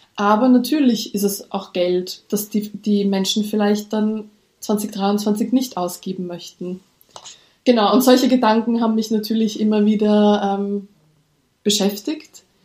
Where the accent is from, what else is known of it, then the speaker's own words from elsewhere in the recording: Austria; accent: Austrian; Ich lebe in Österreich, wie man vielleicht an meinem Akzent hört